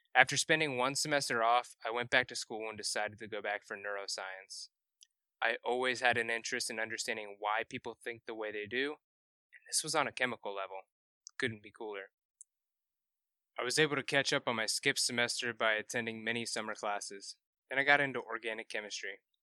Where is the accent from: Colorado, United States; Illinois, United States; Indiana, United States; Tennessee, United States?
Indiana, United States; Carmel; I grew up in Carmel, Indiana, which is just north of Indianapolis